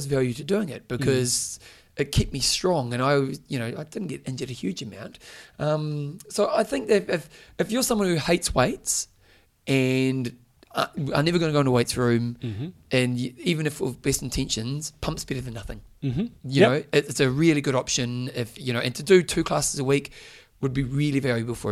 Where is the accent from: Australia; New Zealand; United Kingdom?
New Zealand; I was from New Zealand